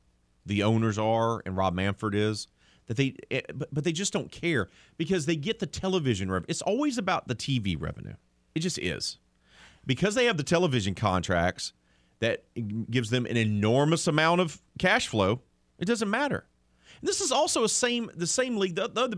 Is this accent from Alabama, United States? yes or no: yes; Mobile, Alabama, United States; I grew up in Mobile, and I'm a TBS superstation baby. and grew up with Dale Murphy and Bob Horner and Rafael Ramirez and all those guys in the 80s.